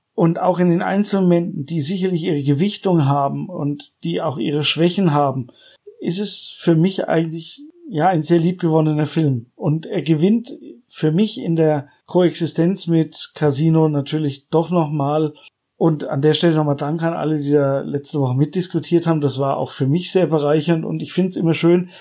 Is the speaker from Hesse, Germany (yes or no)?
no; Coburg, Bavaria, Germany; meine Heimatstadt